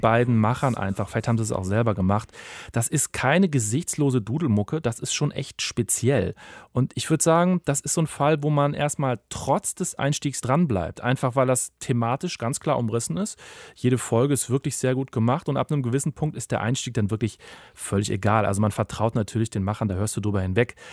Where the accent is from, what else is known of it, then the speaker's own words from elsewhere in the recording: Germany; bei uns in Deutschland